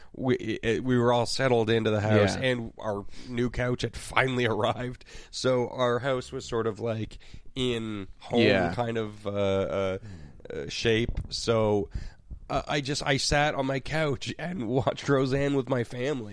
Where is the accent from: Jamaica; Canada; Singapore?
Canada